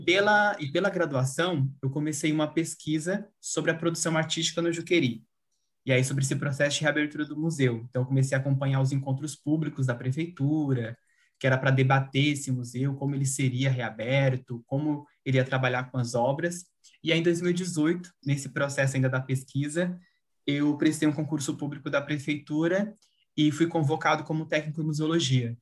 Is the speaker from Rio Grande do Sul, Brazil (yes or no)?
no; Piauí, Brazil; now in Francisco Morato, Brazil; eu sou piauiense, mas moro em Francisco Morato desde 2012